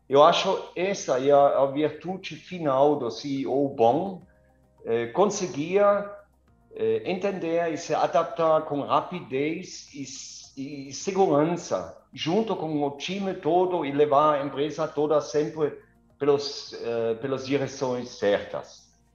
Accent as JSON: {"language": "Portuguese", "area": "near Kaiserslautern", "region": "Rhineland-Palatinate", "country": "Germany", "tie": "born or raised there", "also_born_or_lived": "Karlsruhe / Gelsenkirchen", "second_language": "Portuguese", "moved": "as an adult", "lives_now": "Vinhedo, Brazil", "said": "Eu, eu nasci no meio da mata, na Alemanha, eh, perto de Kaiserslautern, perto de Frankfurt."}